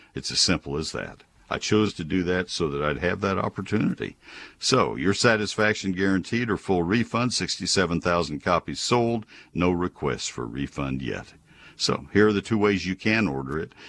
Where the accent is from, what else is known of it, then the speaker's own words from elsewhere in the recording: College Station, Texas, United States; now in Dallas-Fort Worth Metroplex, United States; I grew up in College Station. My dad co-founded the Range and Forestry Department at A and M back in the forties